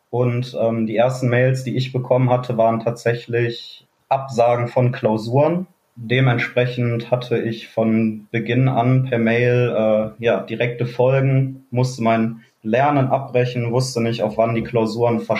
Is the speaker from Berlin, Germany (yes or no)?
no; Neukirchen-Vluyn, North Rhine-Westphalia, Germany; komme aus dem wunderschönen Neukirchen